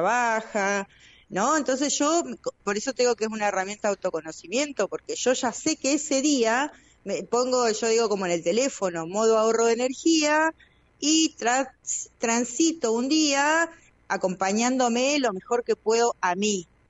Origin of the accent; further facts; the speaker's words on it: Chos Malal, Neuquén, Argentina; acá en Chosmalán no, yo soy de Chosmalán